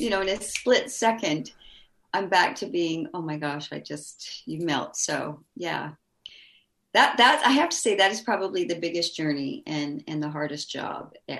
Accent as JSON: {"language": "English", "town": "Vancouver", "region": "British Columbia", "country": "Canada", "tie": "born or raised there", "said": "Growing up in Vancouver was fabulous."}